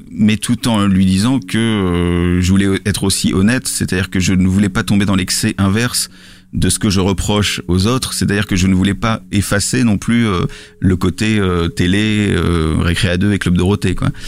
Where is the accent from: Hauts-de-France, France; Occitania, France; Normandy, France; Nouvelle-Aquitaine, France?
Hauts-de-France, France; Lille; je, suis pas parisien, je suis lillois